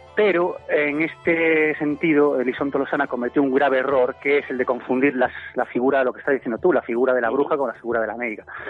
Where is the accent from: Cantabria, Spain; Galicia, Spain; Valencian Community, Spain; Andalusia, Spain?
Galicia, Spain; Ferrol; una persona que nació en, Ferrol, en Galicia, hace 39 años